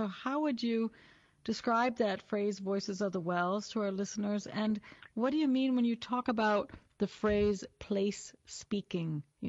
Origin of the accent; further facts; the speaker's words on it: Wisconsin, United States; moved away as an adult; also born or lived in Europe; I grew up in the lands of the rolling hills of Wisconsin. So I'm an American who's now based in Europe.